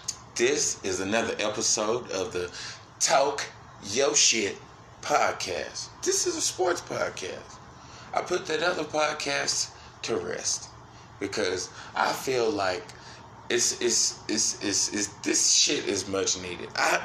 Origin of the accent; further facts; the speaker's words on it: Brooklyn, New York, United States; I'm going to put it in Brooklyn, yo. I'm from Brooklyn, yo.